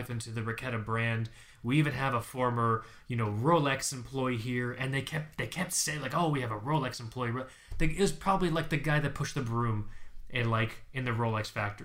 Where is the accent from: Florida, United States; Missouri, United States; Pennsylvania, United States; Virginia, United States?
Florida, United States; I'm from Florida